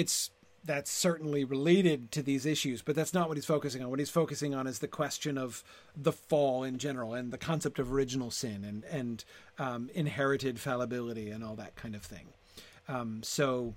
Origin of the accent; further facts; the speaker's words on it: United States; I'm an American